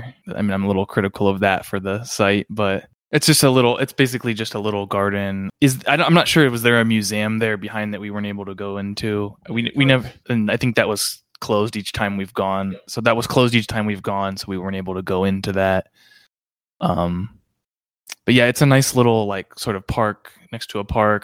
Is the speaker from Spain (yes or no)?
no; Galion, Ohio, United States; I grew up in Galleon, Ohio